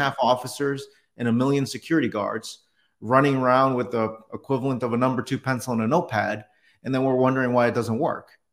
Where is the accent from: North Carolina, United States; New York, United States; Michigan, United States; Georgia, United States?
New York, United States; New York City; moved away; also born or lived in Detroit; I was born in New York City